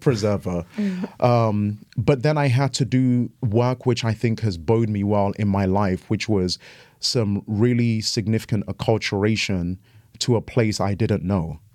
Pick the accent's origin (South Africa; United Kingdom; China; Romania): United Kingdom; England; moved away as an adult; also born or lived in Ghana / Seattle, United States; now in Walla Walla, United States; my experience growing up in England